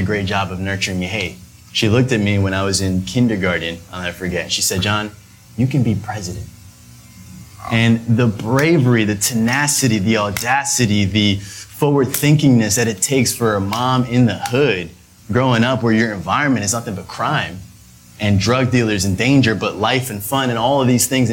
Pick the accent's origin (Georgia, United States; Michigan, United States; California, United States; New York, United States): New York, United States; New York City; we grew up uptown Manhattan in the Heights